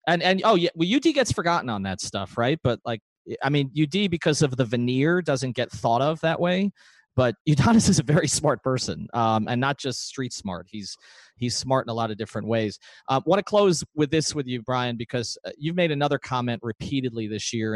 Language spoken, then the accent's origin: English; New York, United States; now in South Florida, United States; I grew up in New York